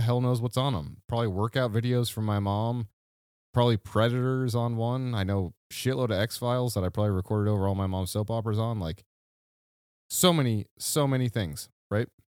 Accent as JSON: {"language": "English", "region": "Midwest", "country": "United States", "tie": "born or raised there", "said": "the Midwest safety that you and I grew up"}